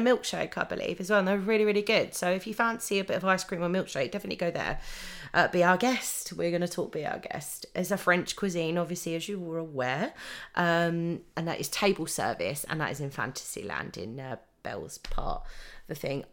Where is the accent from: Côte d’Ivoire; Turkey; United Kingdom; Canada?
United Kingdom; we're British